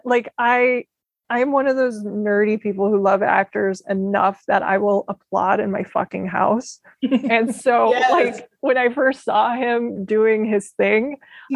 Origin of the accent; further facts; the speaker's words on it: Midwest, United States; growing up in the Midwest